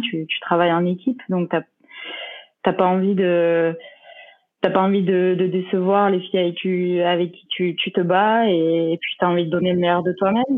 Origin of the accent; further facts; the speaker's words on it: Mende, Occitania, France; moved away as an adult; now in Vichy, France; je suis originaire de mende en euh, j'ai 30 ans